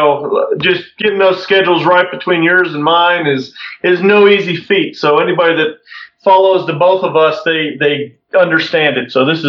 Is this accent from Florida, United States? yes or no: yes; Florida, United States; born there; I wasn't actually born in Pittsburgh. My parents were in the Air Force when I was born down in Florida, but both of them were from Pittsburgh.